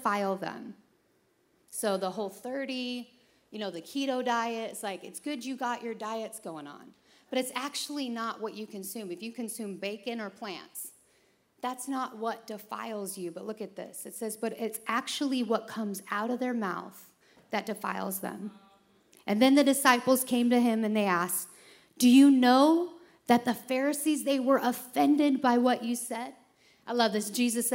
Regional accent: Chicago, Illinois, United States; I'm from Chicago

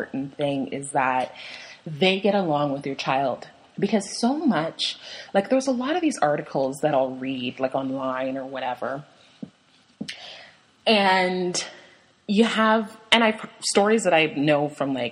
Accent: Canada; I'm Canadian, so I loved CBC Radio

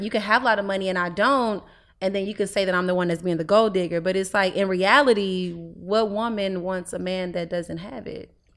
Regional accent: Houston, Texas, United States; I'm twenty years old. I'm from Houston, Texas.

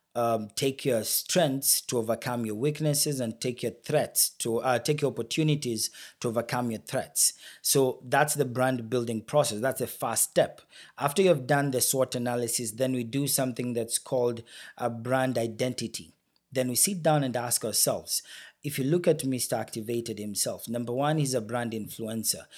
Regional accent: Kenya; moved away as an adult; now in Brampton, Canada; my home country, Kenya, where I already had the company running

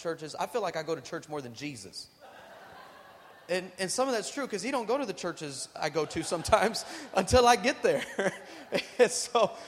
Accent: El Paso, Texas, United States; I'm originally from El Paso

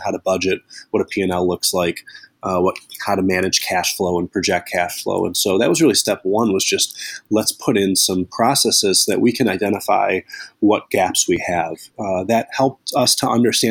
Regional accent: Northbrook, Illinois, United States; moved away as an adult; now in Chicago, United States; I grew up in the North Shore of Chicago, a suburb called Northbrook.

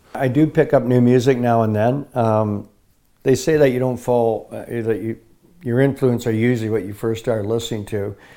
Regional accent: Bristol, Ontario, Canada; also born or lived in Kitchener, Ontario; I was born in Ketcher, Ontario. I moved at a very early age up to, uh, Bristol, Ontario.

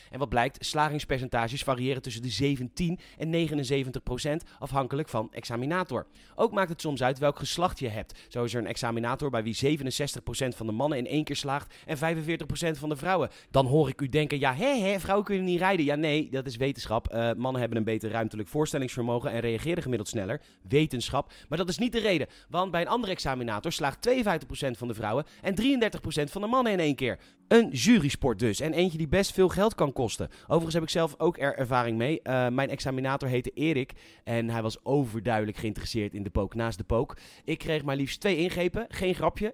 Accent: Netherlands; ik ben Nederlander

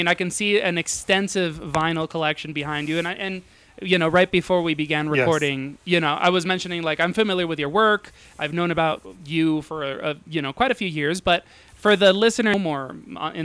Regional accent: Dominican Republic; also born or lived in New York; now in Los Angeles, United States; I grew up in Dominican Republic

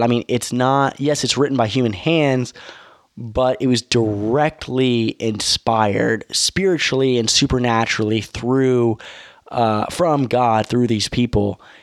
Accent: United States; I'm an American

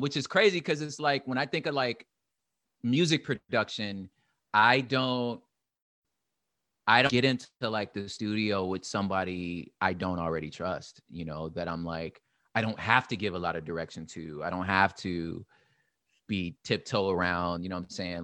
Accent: Los Angeles, California, United States; I'm from L

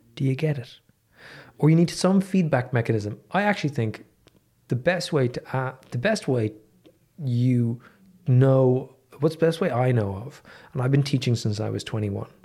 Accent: Dublin, Leinster, Ireland; I grew up in Dublin.

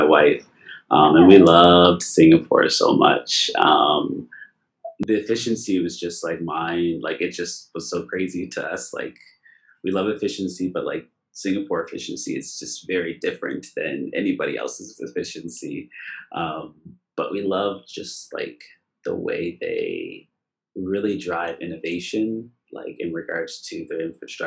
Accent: Nova Scotia, Canada; I'm from Nova Scotia

